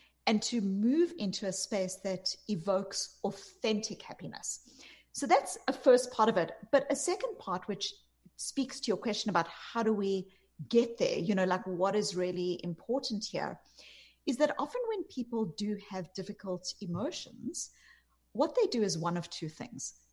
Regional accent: South Africa; moved away; You can hear from my accent, I'm not from America. I grew up in apartheid South Africa

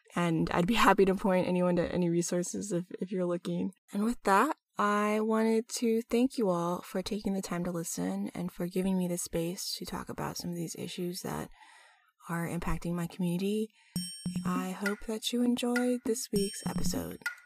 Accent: United States; As a Filipino American woman myself

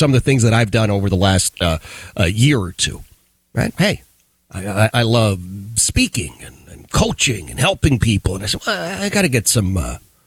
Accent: the North, United States; moved away as an adult; now in the South, United States; I am a Northerner by birth, but a Southerner by choice

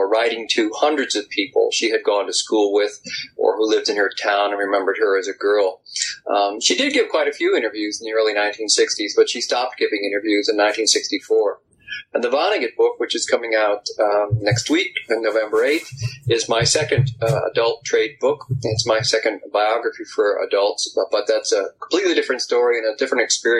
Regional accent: Chicago, Illinois, United States; also born or lived in Philadelphia; I was born in Philadelphia, Pennsylvania, but I am really a native Chicago, and I spend most of my life there. I live in Virginia now near the Blue Ridge Mountains

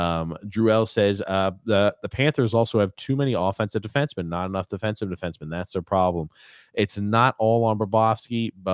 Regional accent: Canada; I'm Canadian. I hate the Leafs, but this country will be rocking if the Leafs win a cup.

